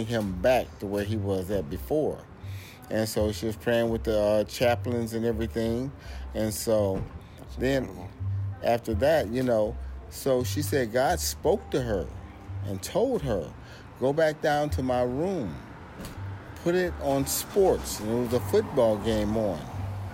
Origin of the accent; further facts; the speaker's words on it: Alton, Illinois, United States; moved away as an adult; also born or lived in Boise, Idaho / Portland, Oregon; I'm from Alton, Illinois, right outside of St. Louis, Missouri.